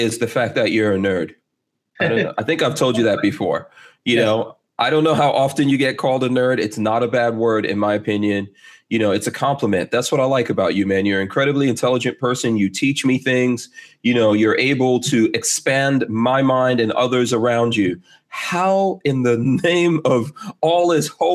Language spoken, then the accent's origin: English; Guyana; now in United States; I'm originally from Guyana